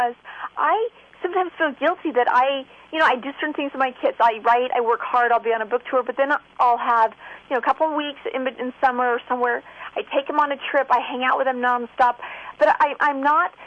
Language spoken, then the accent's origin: English; Visalia, California, United States; moved away; also born or lived in San Francisco; I grew up in Central California in Visalia